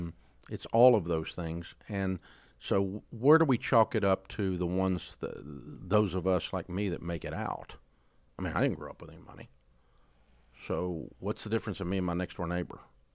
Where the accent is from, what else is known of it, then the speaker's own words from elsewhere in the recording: the South, United States; accent: Southern; I'm from the South and I have a Southern accent